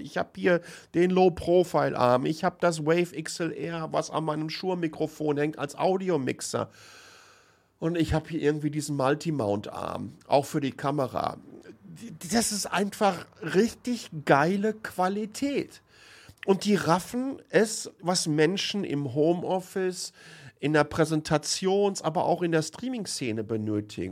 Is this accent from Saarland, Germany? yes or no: no; home region around Lünen, North Rhine-Westphalia, Germany; aus meiner Heimatregion